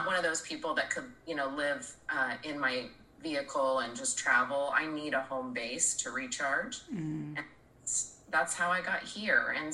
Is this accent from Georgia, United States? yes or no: no; Oregon, United States; moved away as an adult; I was born and raised here in Oregon